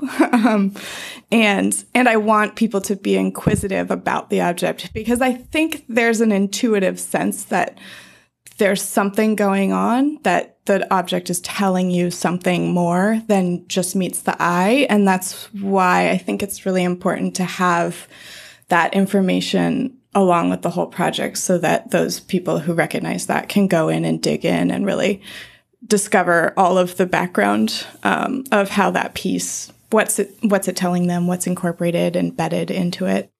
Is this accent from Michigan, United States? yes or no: no; Colorado, United States; I grew up in Colorado